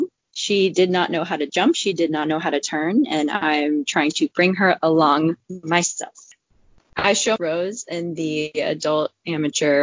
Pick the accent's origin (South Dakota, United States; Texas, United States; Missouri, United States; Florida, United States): Florida, United States; Orlando; I am from Orlando, Florida, and I work as a trauma ICU nurse